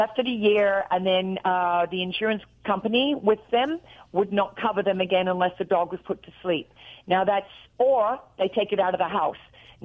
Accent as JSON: {"language": "English", "country": "Australia", "also_born_or_lived": "Tennessee", "accent": "Australian", "moved": "yes", "lives_now": "Nashville, United States", "said": "When I talk to my sister on the phone in Australia, I get off there and I'm real Australian"}